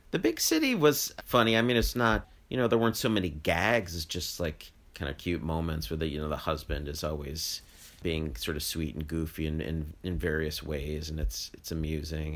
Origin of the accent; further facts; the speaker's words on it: United States; as an American